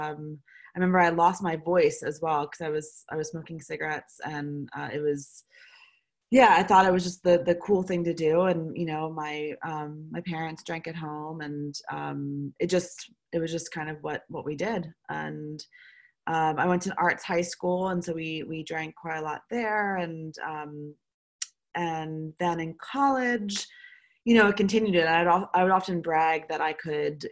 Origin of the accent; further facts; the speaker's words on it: Baltimore, Maryland, United States; moved away as an adult; also born or lived in London / Chicago / Los Angeles / New York; now in Paris, France; I'm from Baltimore, Maryland originally. I currently live in Paris, France.